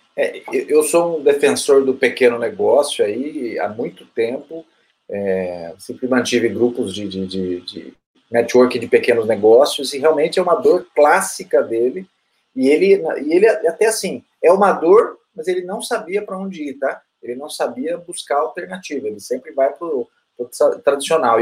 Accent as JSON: {"language": "Portuguese", "country": "Brazil", "said": "como brasileiro"}